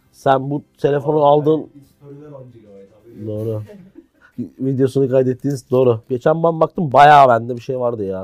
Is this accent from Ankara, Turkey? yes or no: no; Istanbul, Turkey; born or raised there